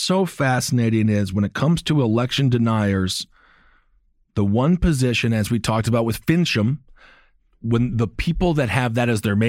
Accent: Midwest, United States; I'm from the Midwest.

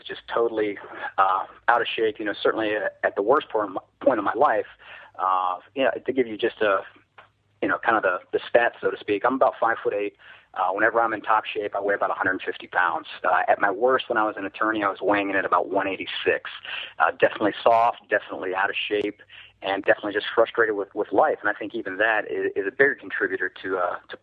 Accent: Columbus, Ohio, United States; I came back to my hometown, Columbus, Ohio

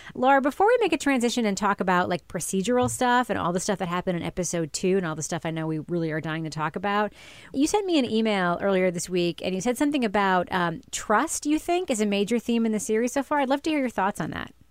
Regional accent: New York, United States; moved away as an adult; now in New Hampshire, United States; I lived in New Hampshire now since, for, like, twenty years, but, uh, longer than twenty years, actually, like, twenty-four years, but growing up in New York

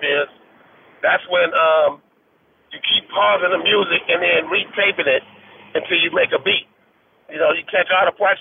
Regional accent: Compton, California, United States; I grew up in Compton, California

